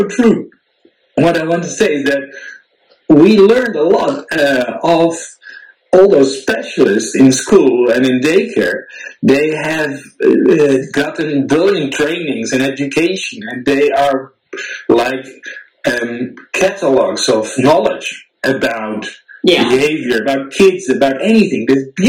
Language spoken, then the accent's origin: English; Netherlands; now in Switzerland; you from Ukraine, I'm from Holland, me posting in all kinds of expat groups